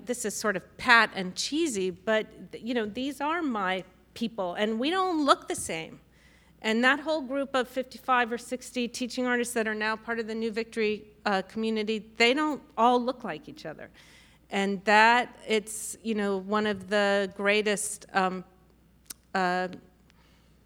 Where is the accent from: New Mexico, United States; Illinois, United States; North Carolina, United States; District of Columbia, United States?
District of Columbia, United States; Washington; moved away; I grew up in Washington, D.C.